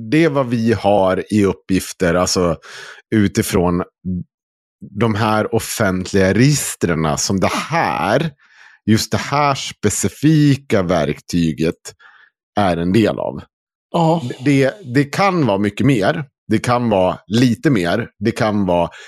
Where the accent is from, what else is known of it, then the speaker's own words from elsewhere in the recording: Dalarna County, Sweden; accent: dalmål; För att jag vet att jag kommer inte få bort min, mitt dalmål.